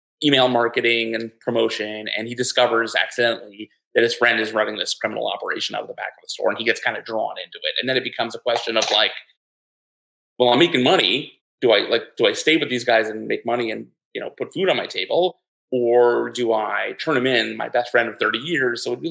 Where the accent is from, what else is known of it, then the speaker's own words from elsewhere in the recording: Midwest, United States; now in Teaneck, New Jersey, United States; I'm from the Midwest